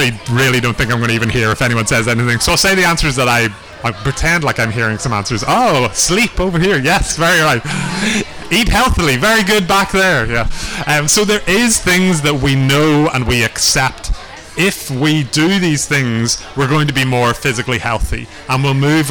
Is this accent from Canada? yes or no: no; Belfast, Northern Ireland, United Kingdom; now in Dublin, Ireland; I am from Belfast originally, but I also live in Dublin now